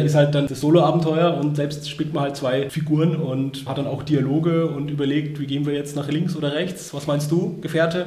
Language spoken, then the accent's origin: German; Würzburg, Bavaria, Germany; wo ich herkomme aus Würzburg